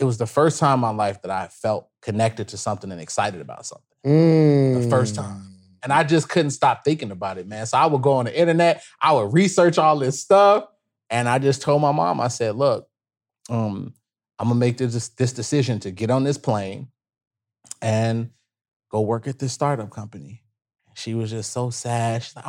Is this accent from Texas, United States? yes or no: no; Chicago, Illinois, United States; look, bro, I'm from the South Side of Chicago.